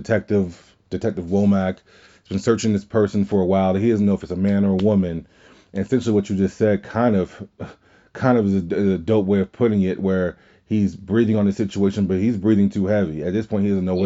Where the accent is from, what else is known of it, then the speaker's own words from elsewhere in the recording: Louisiana, United States; We're all from Louisiana